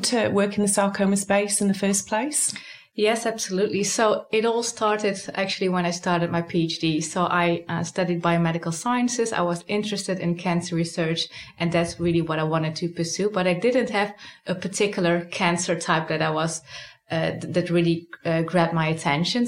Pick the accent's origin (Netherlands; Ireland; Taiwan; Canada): Netherlands; moved away as an adult; now in Sydney, Australia; I'm originally from the Netherlands, but I was really recruited here